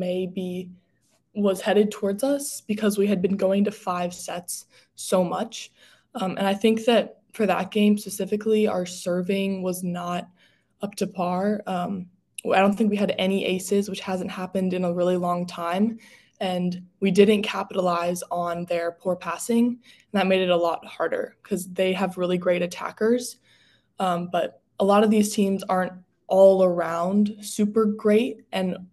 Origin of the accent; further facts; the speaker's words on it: Ohio, United States; moved away as an adult; now in Atlanta, United States; I'm from Ohio in a pretty rural town